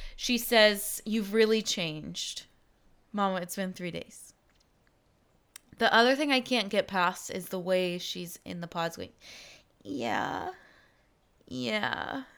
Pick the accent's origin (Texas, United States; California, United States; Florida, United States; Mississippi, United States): Texas, United States; I was from Texas